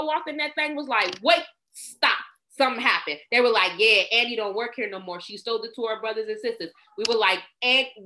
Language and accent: English; Washington, District of Columbia, United States; I'm from Northeast DC, baby. You know, I'm the pride of Capitol Hill.